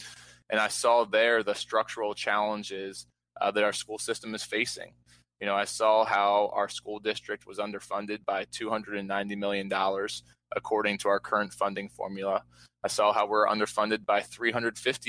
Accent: Baltimore, Maryland, United States; I was born and raised here in Baltimore City

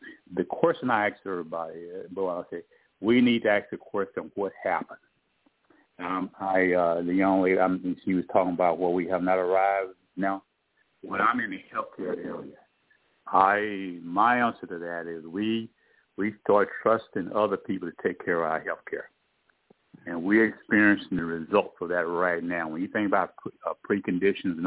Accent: East Texas, United States; I'm born and raised in East Texas, a little small town

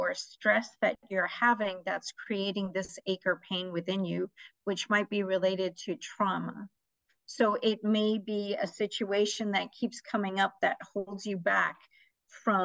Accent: New York, United States; also born or lived in Nawabganj, India / Michigan; I was born in Nawabganj, India, but I was raised mostly in America. I came to America when I was 3 years old. So we started out in Michigan. And then most of my life, I've been in New York, Queens, New York

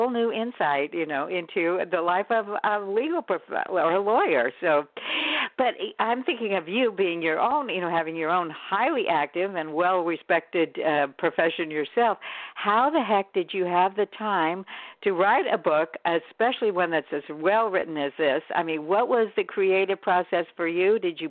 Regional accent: San Francisco Bay Area, California, United States; We're both from the San Francisco Bay Area, and the way you describe the fog and the weather and the scenery, it's quite remarkable.

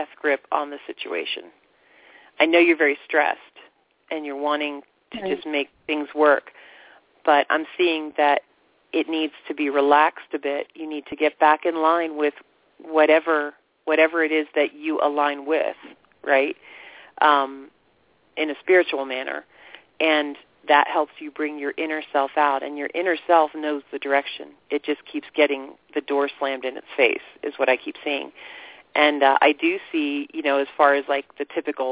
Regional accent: Florida, United States; I grew up in Florida

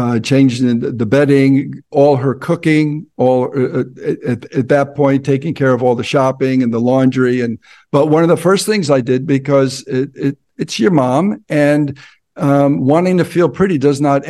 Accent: New Jersey, United States; moved away as an adult; also born or lived in Ohio / Hollywood, California; I'm from Jersey

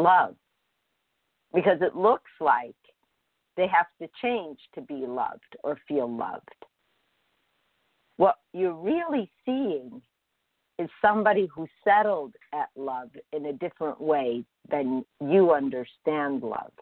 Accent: Chicago, Illinois, United States; I grew up in Chicago on a block, never moved.

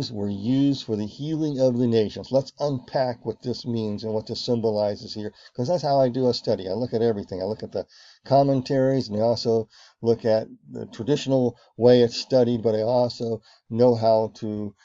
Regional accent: Virginia, United States; where I grew up in Virginia, where I spent my summers on my grandparents' farm

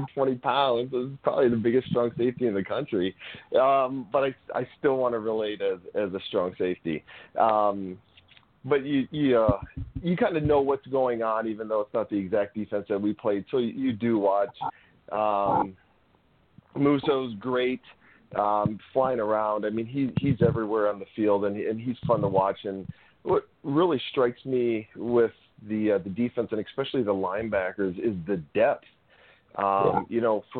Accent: Sturgeon Bay, Wisconsin, United States; growing up in Sturgeon Bay, having season Packer tickets

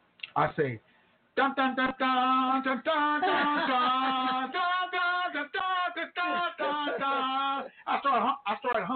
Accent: Tulsa, Oklahoma, United States; my hometown, Tulsa, Oklahoma.

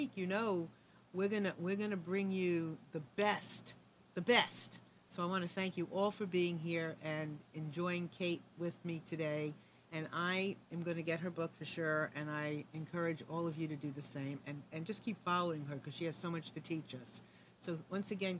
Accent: New York, United States; I'm from New York

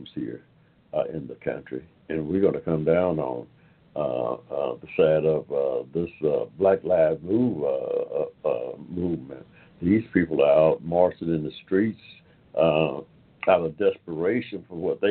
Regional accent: Georgia, United States; from the time that I was born here in Georgia in the 1940s

